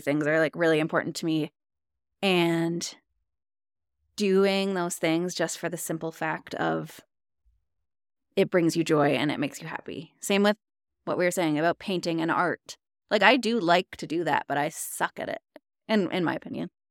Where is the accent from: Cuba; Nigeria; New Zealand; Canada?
Canada; Ontario; moved away as an adult; now in Alberta, Canada; I'm from Ontario, Canada